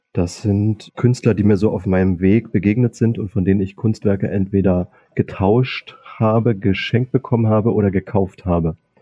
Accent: Cottbus, Brandenburg, Germany; moved away as an adult; also born or lived in Berlin; now in Munich, Germany; ich bin ja in Sachsendorf aufgewachsen

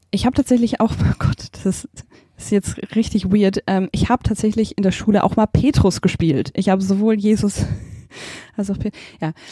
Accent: Baden-Württemberg, Germany; also born or lived in Zimbabwe; Ich bin tatsächlich in Simbabwe geboren. Das ist, ähm, meine Eltern haben da Entwicklungsdienst gemacht und dann äh, sind meine Schwester und ich dort beide zur Welt gekommen. Aber aufgewachsen sind wir tatsächlich in der Schwäbischen Alb

